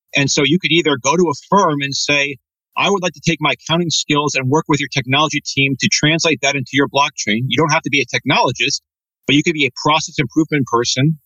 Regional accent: Redmond, Washington, United States; growing up in Redmond, Washington with an Italian family

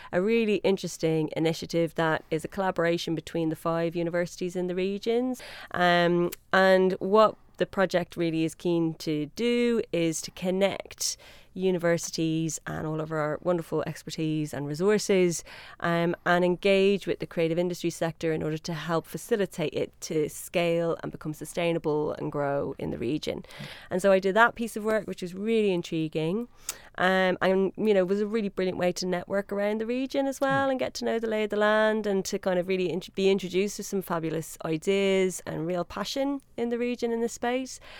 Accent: Dublin, Leinster, Ireland; accent: Irish; moved away; I'm from Dublin.

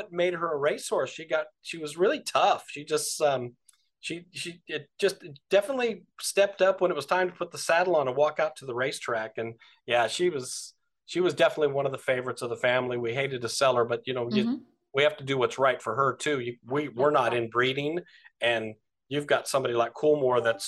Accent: Delano, California, United States; we're farmers from Delano, California

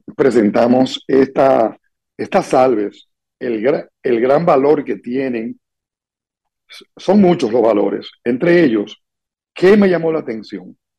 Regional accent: Dominican Republic

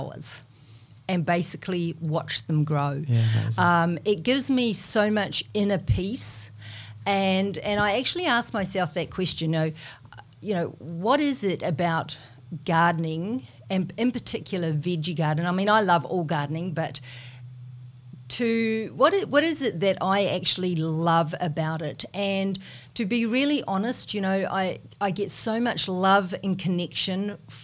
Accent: New Zealand; accent: Kiwi; moved away; I'm a Kiwi, you probably can tell, you know, from my accent, but when I go back to New Zealand

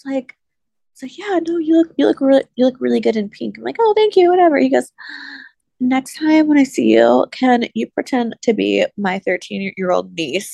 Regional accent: Ohio, United States; now in the South, United States; I grew up in Ohio

